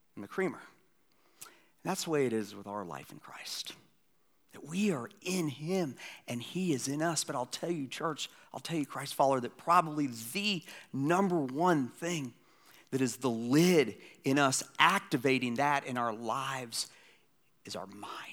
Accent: Atlanta, Georgia, United States; moved away; my hometown, Atlanta, Georgia

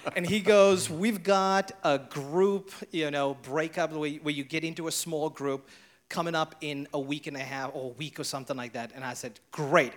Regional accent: South Africa; now in Hilton Head, United States; I was born and raised in South Africa

